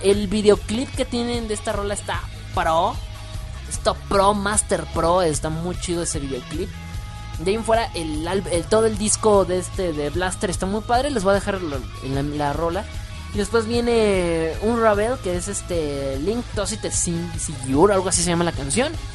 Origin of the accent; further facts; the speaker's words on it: Mexico; soy mexicano